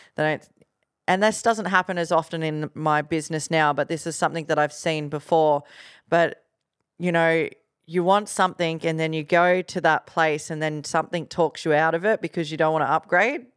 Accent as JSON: {"language": "English", "town": "Gold Coast", "region": "Queensland", "country": "Australia", "said": "from the Gold Coast"}